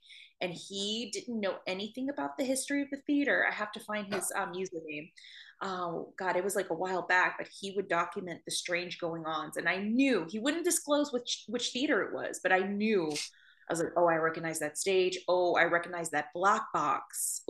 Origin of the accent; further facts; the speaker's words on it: New Orleans, Louisiana, United States; Feel like I was born into the paranormal growing up in New Orleans.